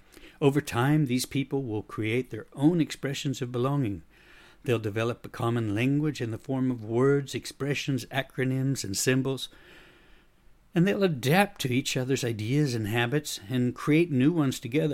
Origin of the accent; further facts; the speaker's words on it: United States; now in Sweden; despite the fact that I am American, I've developed a bit of a Swedish accent when I speak English after having lived in Sweden for more than 30 years.